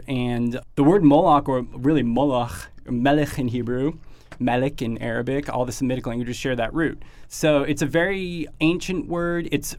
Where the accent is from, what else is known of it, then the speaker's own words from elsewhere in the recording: New Jersey, United States; I grew up in New Jersey, in the burbs in New York